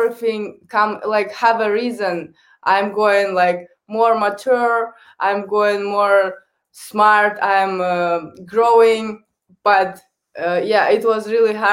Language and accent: English; Kazakhstan; first language Kazakh; English is a second language; moved away as an adult; also born or lived in Canada; I speak on three languages. First is the Kazakh, my native language. Second is Russian. And third is English